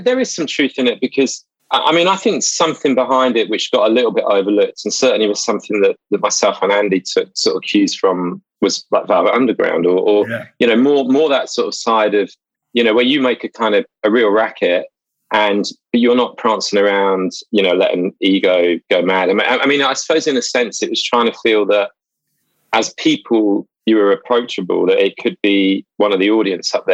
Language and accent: English; England, United Kingdom; I'm an Englishman